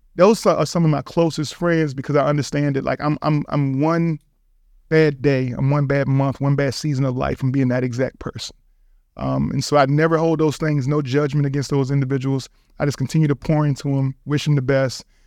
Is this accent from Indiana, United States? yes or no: no; Richmond, Virginia, United States; East Coast guy, born and raised in Richmond, Virginia